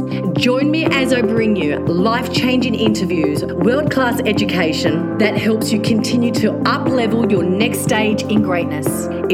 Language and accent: English; Blue Mountains, New South Wales, Australia; moved away as an adult; now in Perth, Australia; I'm an Australian girl. I was actually from New South Wales in the Blue Mountains, but now beautiful. I'm in Perth. So we moved here about 2 years ago, and it's like summer every day.